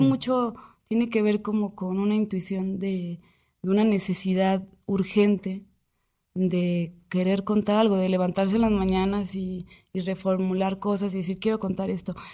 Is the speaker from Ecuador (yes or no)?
no; Aguascalientes, Mexico; moved away; yo soy de Aguascalientes